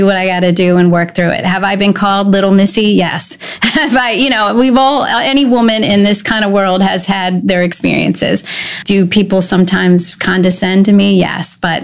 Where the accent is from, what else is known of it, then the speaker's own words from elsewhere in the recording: Glen Burnie, Maryland, United States; also born or lived in Pasadena, Maryland; I grew up in Glen Burnie